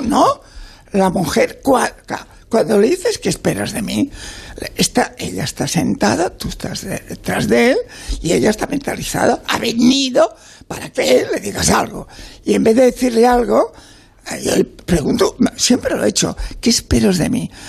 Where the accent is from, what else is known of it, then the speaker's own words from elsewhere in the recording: Catalonia, Spain; yo vengo y nací en la República Catalana, en el 36